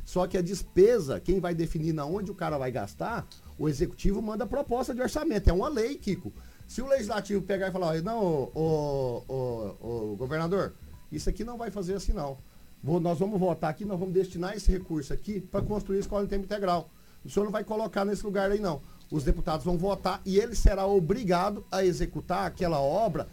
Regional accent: Porto Alegre, Rio Grande do Sul, Brazil; also born or lived in Maringá; now in Sinop, Brazil; sou natural de Porto Alegre

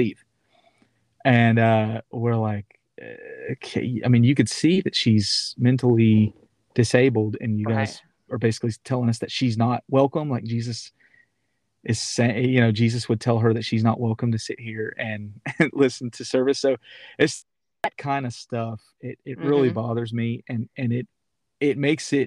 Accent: Knoxville, Tennessee, United States; the church that I grew up in Knoxville, Tennessee

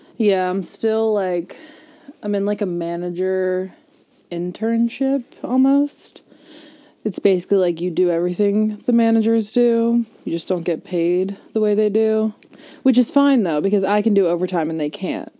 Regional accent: Langhorne, Pennsylvania, United States; I was born in St. Mary's oh. in Langhorne

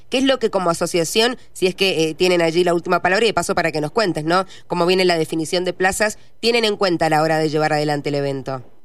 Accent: Mendoza, Argentina; como mendocinos

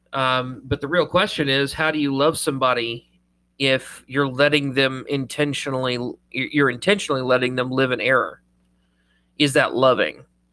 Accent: Ireland; I mean, I am Irish, so I have excuses.

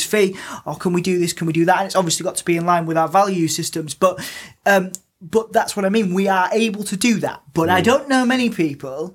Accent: Hull, Yorkshire and the Humber, United Kingdom; I'm from Hull

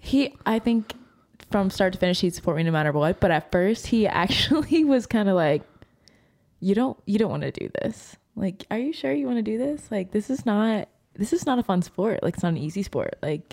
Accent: Ohio, United States; now in Lexington, United States; we came to Lexington from Ohio. It was 2018, I believe.

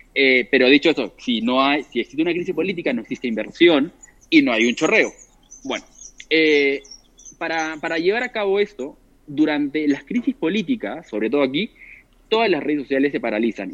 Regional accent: Peru; yo soy de Perú

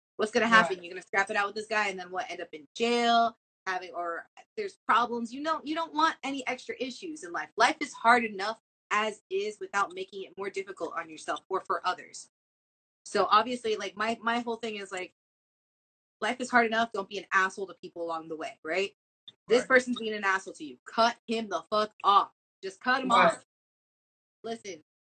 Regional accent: Miami, Florida, United States; I'm from Miami and I'm Latina and our blood runs hot

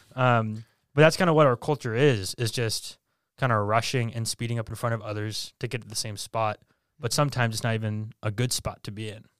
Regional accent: Bedford, New Hampshire, United States; I born and raised in Bedford, New Hampshire

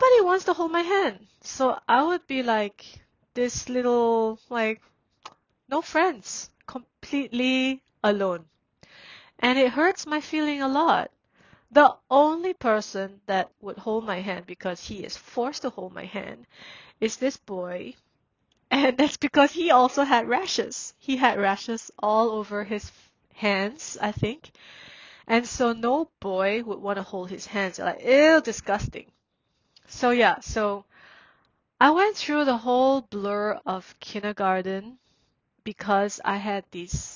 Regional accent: Singapore; born or raised there; also born or lived in Myanmar

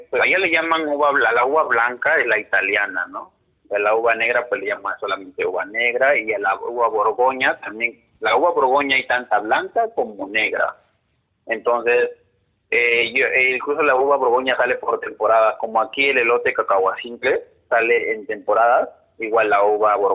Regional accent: Mexico; incluso no saben cosas de México como yo también. Yo

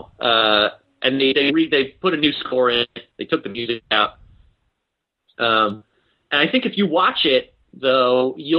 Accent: Baltimore, Maryland, United States; now in Seattle, United States; where I grew up in Baltimore

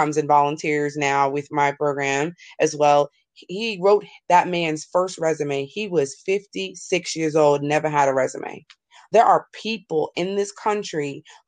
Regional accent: New York, United States; I grew up in New York

